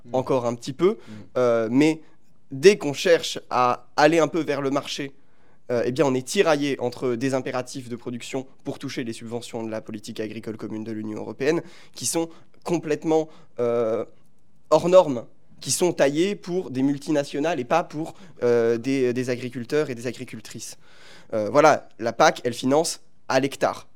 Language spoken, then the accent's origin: French; Paris, Île-de-France, France; j'habite à Paris, j'ai grandi à Paris